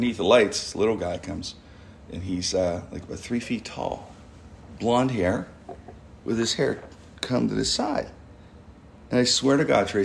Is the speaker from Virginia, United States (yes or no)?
no; Pittsburgh, Pennsylvania, United States; I'm from Pittsburgh